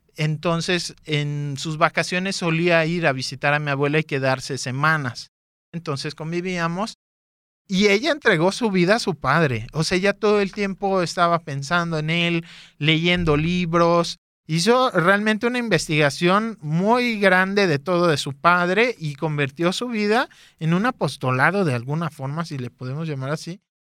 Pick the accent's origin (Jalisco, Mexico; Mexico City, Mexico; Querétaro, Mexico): Jalisco, Mexico; Guadalajara; Nací aquí en Guadalajara en el 87.